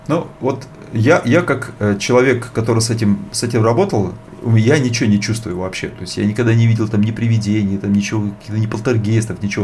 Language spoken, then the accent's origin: Russian; Bratsk, Irkutsk Oblast, Russia; moved away; also born or lived in India; Я сам из Братска